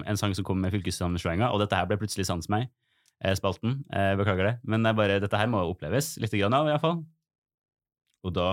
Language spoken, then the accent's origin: Norwegian; Trøndelag, Norway; Jeg trønder. Jeg trønder.